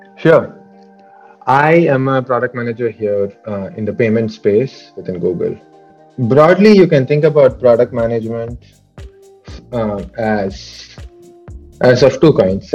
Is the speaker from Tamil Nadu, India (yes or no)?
yes; Tamil Nadu, India; moved away as an adult; I was coming from Tamil Nadu